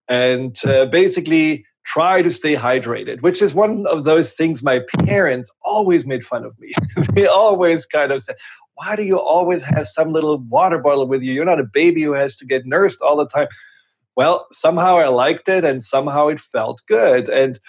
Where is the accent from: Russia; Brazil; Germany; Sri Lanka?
Germany; English is a second language; now in United States; And it's almost 25 years ago that I came from Germany to the US.